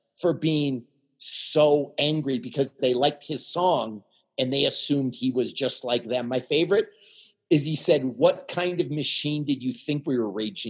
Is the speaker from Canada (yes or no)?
yes; Canada; now in United States; I'm Canadian.